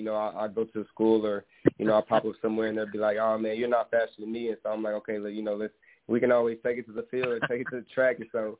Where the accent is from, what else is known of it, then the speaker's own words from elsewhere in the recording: East Texas, United States; I'm from East Texas. I hunt.